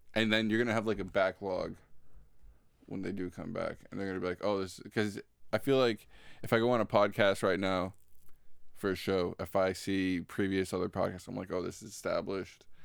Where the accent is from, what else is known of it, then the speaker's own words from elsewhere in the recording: Florida, United States; I'm from Florida